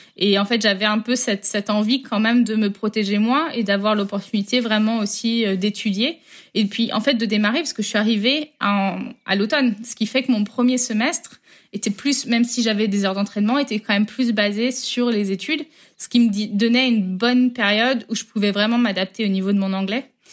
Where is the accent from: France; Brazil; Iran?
France; Rennes, Brittany; moved away as an adult; also born or lived in United States; Je suis de Rennes à la base. Ma vie euh, en grandissant, donc euh, en Bretagne.